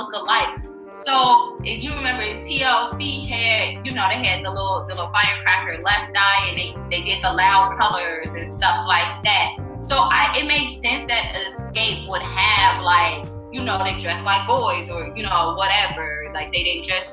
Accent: Chicago, Illinois, United States; I'm from Chicago.

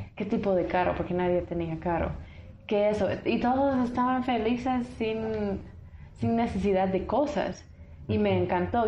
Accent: Tennessee, United States; Spanish is a second language; moved away as an adult; now in Guatemala; soy de un pueblo, Uruguay, Tennessee

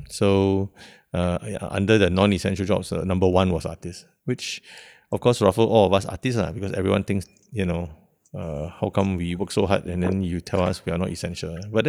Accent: Singapore

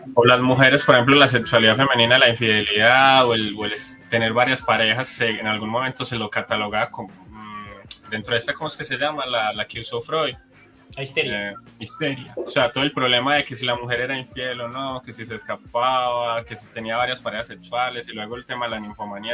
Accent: Colombia; aquí, por ejemplo, en mi país, en Colombia

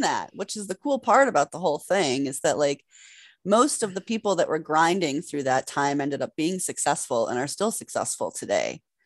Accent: Massachusetts, United States; also born or lived in New York City / Los Angeles; I'm from Massachusetts

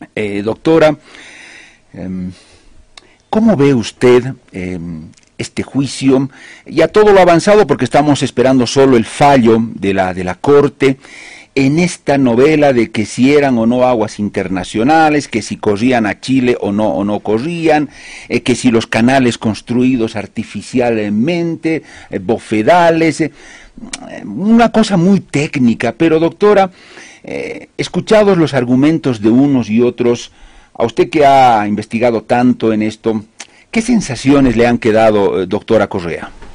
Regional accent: Bolivia; yo soy un periodista boliviano

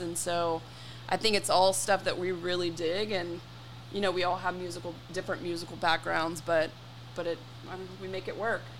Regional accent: Frisco, Texas, United States; We grew up on Santa Rosa in oh, Frisco, yeah. Texas.

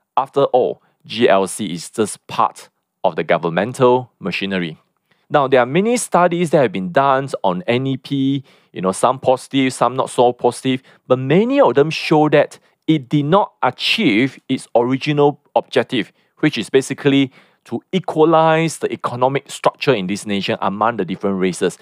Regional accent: Malaysia

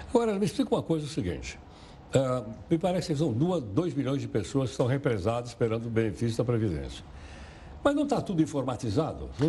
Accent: São Paulo, Brazil; Eu sou lá da Baixada do Glicério.

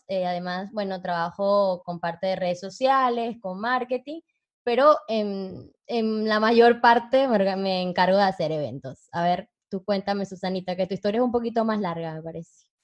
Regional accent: Venezuela; now in Uruguay; soy venezolana

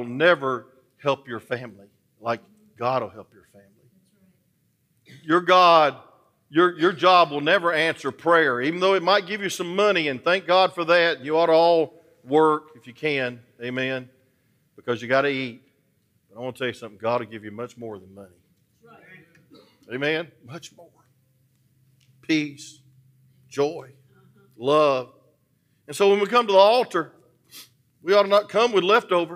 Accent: Atlanta, Georgia, United States; I'm from Atlanta.

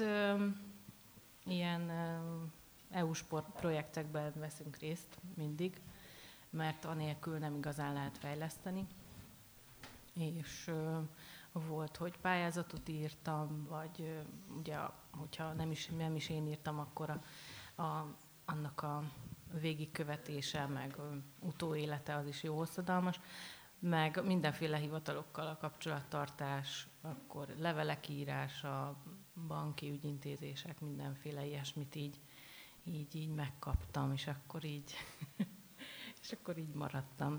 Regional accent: near Baja, Bács-Kiskun, Hungary; vidékről, érsek családról, család, baja mellől

